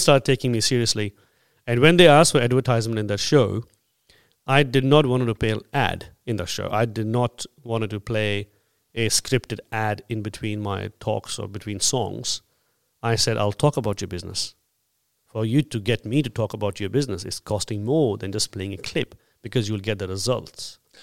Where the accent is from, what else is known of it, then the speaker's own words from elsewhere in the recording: India; now in Australia; I'm an Indian